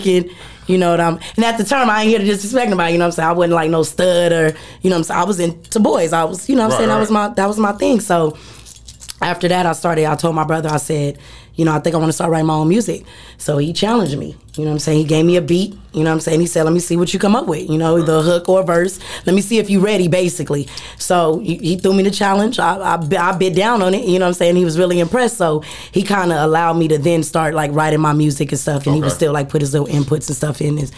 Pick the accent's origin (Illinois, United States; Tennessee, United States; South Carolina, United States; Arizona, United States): Arizona, United States; Phoenix; I'm born and raised out here. Right. You know what I'm saying? I'm from Phoenix, Arizona